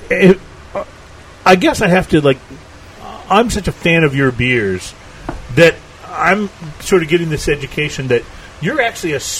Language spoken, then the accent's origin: English; Texas, United States; also born or lived in New England; I grew up in South Texas, and so I've been eating Tex-Mex food most of my life, and I love hot and spicy food.